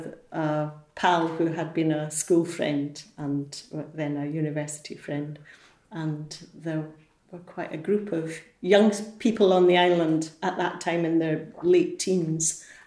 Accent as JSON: {"language": "English", "town": "Edinburgh", "region": "Scotland", "country": "United Kingdom", "said": "Edinburgh. I came to work in the hotel in 1973"}